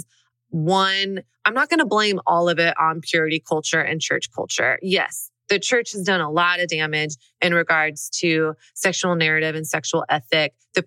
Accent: Dallas, Texas, United States; also born or lived in Brooklyn; now in New York, United States; I grew up in Dallas, Texas

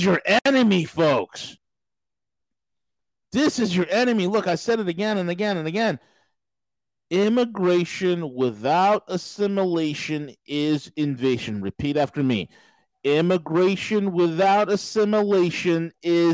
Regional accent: near Westchester, New York, United States; moved away; I grew up right near Westchester

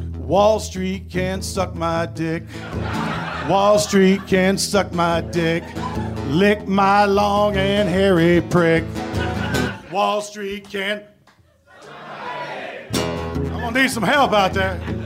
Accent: Danville, Virginia, United States; moved away as an adult; also born or lived in Ohio; I grew up in Danville, Virginia

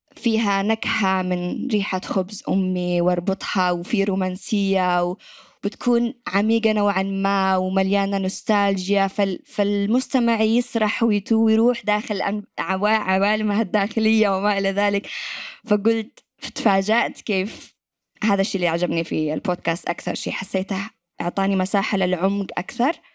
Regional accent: Yemen; accent: Yemeni; moved away as an adult; يمنية وأتكلم لهجة يمنية

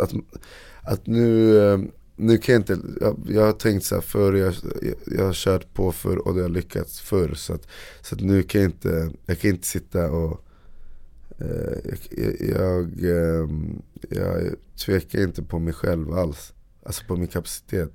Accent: Uppsala, Uppsala County, Sweden; Jag är från Uppsala

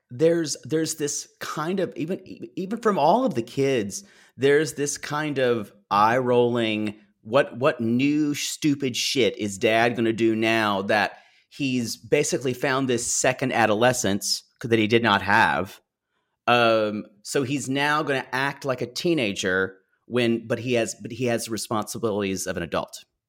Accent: the South, United States; I grew up Methodist, but around a lot of Baptist churches, um, and, uh, growing up in the South

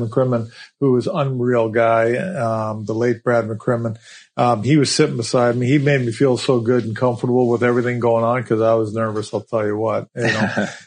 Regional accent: Canada; moved away; back home to Kalahoo, my hometown

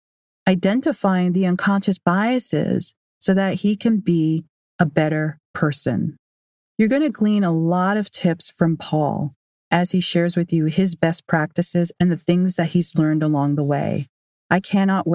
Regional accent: Canada; I am Canadian

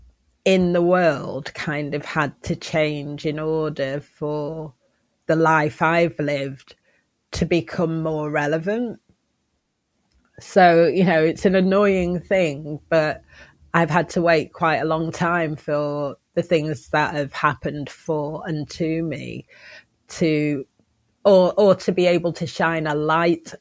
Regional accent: Manchester, North West England, United Kingdom; moved away as an adult; also born or lived in Oxford / London; I am Manchester born and bred

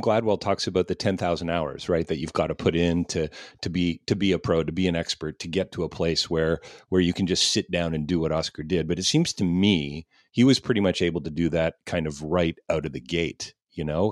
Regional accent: Canada; as a Canadian

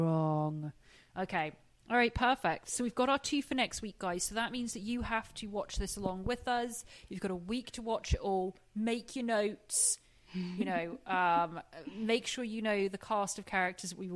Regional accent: England, United Kingdom; now in Los Angeles, United States; I'm English and I live

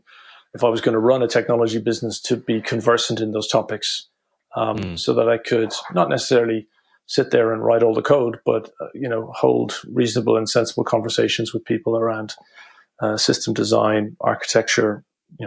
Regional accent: Cork, Munster, Ireland; moved away; also born or lived in Dublin / London; I'm from Cork originally.

